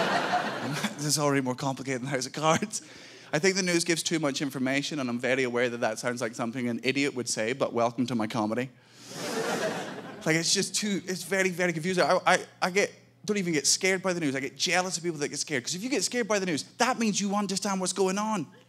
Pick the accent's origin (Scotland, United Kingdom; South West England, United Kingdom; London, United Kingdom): Scotland, United Kingdom; I'm from Scotland.